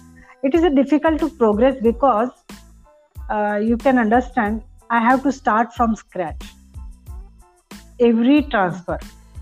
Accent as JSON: {"language": "English", "region": "Maharashtra", "country": "India", "tie": "born or raised there", "moved": "as an adult", "lives_now": "Delhi, India", "said": "I grew up in a small town in Maharashtra"}